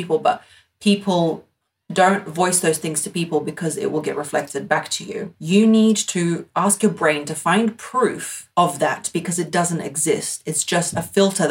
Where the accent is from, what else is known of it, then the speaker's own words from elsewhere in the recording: United Kingdom; I'm British